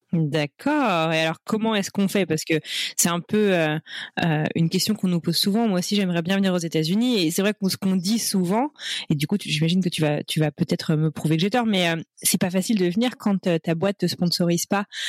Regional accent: France; en tant que Français

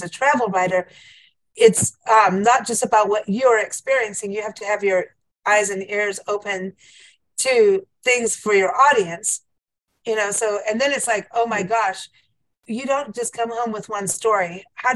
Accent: South Africa; moved away; you're in my home country

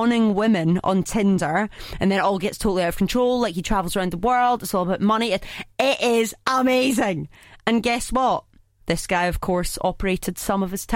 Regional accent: Scotland, United Kingdom; We're both Scottish.

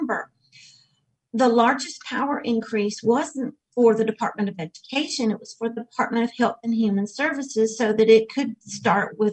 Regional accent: South Georgia, United States; now in North Carolina, United States; I grew up in South Georgia

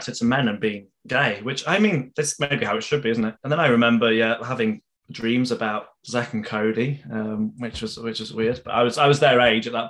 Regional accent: Leeds, Yorkshire and the Humber, United Kingdom; we're both from Leeds

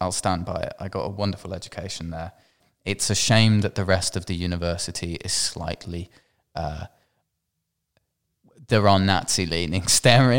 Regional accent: Manchester, North West England, United Kingdom; now in London, United Kingdom; Yeah, I'm from Manchester. I can say things like Bath. Or up, or if I try to stick my actual accent on, it sort of comes out a little more like that. But I'm in London, so it blends in.

